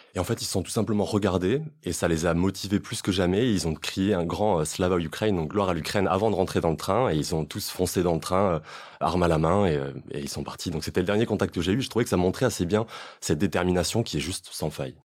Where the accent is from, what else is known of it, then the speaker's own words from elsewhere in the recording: France; moi, en tant que Français